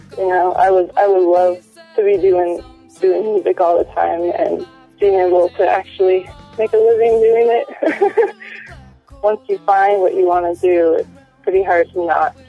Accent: Washington, United States; We performed in Washington, which is my home state.

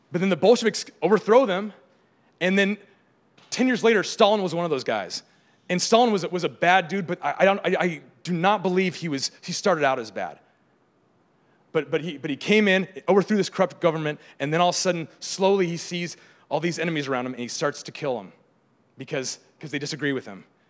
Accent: San Diego, California, United States; I grew up in San Diego where there's, uh, lots of tide pools

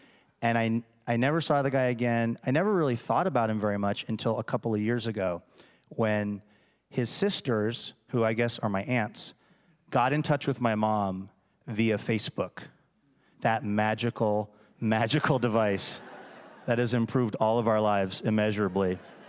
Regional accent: United States; But I'm an American and I don't take no for an answer.

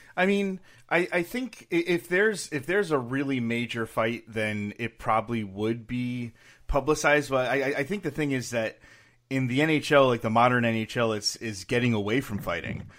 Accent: Connecticut, United States; I grew up in Connecticut

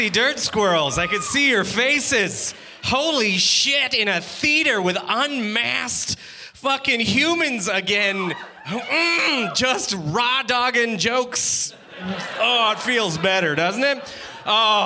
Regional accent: Canada; I grew up in Canada.

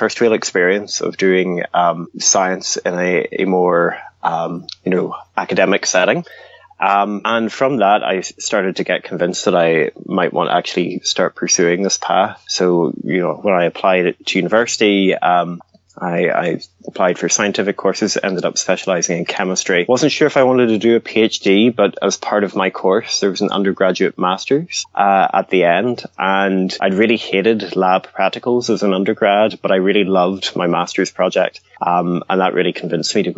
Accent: Highlands of Scotland, United Kingdom; also born or lived in Northern Ireland; originally from Northern Ireland, but I grew up in the Highlands of Scotland

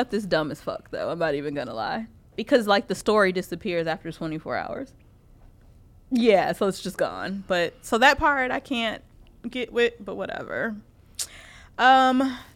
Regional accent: Chicago, Illinois, United States; we're from Chicago

